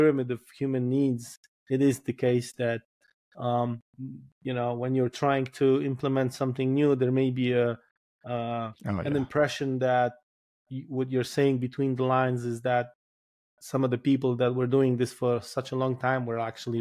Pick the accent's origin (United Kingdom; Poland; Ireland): Poland